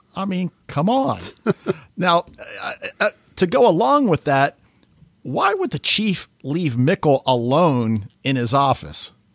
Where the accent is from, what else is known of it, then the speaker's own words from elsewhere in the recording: United States; as an American